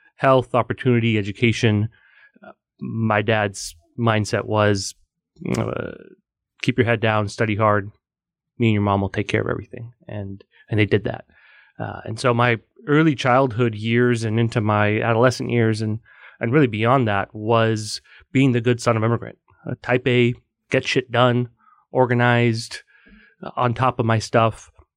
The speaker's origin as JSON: {"language": "English", "area": "Bay Area, Silicon Valley", "region": "California", "country": "United States", "tie": "born or raised there", "moved": "as an adult", "lives_now": "New York, United States", "said": "I am originally from the Bay Area, uh, Silicon Valley. So I'm a California kid who's a, a New York convert"}